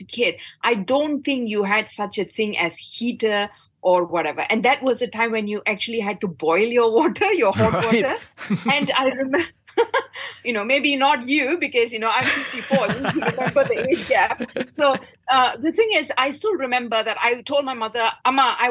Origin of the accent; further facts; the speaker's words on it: Batu Gajah, Perak, Malaysia; my hometown, and I come from Batu Gajah